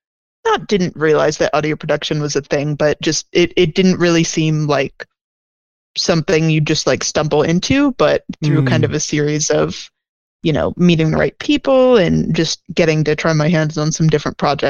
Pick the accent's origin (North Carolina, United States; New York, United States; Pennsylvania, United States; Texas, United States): Pennsylvania, United States; moved away as an adult; also born or lived in Washington, D.C.; now in Chicago, United States; I was like raised in kind of middle of nowhere, Pennsylvania